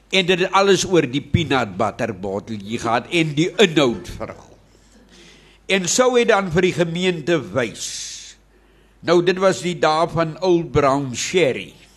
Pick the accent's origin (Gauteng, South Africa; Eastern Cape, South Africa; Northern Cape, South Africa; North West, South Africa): Eastern Cape, South Africa; Witte Kleibos; plek se naam is eintlik Witte Kleibos in die Tsitsikamma. Daar is my geboorteplek. Daar is ek geformeer en gevorm